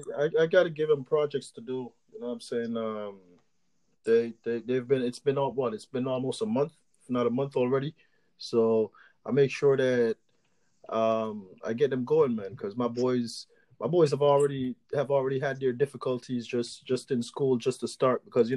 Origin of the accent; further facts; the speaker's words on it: Jamaica; So the way I learned it was the way I grew up in Jamaica